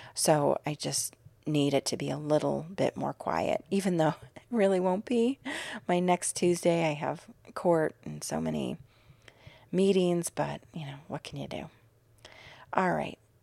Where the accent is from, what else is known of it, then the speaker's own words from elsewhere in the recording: Illinois, United States; now in Arizona, United States; I grew up in Illinois